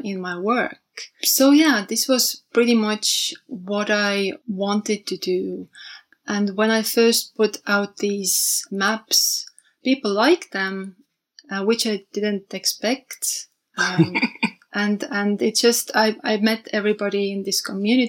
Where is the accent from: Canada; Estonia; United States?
Estonia; Tallinn, Harju County; also born or lived in London, United Kingdom; when I came back to Tallinn, where I'm from